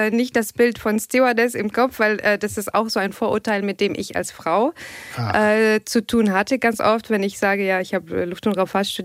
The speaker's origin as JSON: {"language": "German", "town": "Tunis", "region": "Tunis Governorate", "country": "Tunisia", "second_language": "German", "moved": "as an adult", "lives_now": "Germany", "said": "ich komme aus Tunesien, okay, aus Tunis."}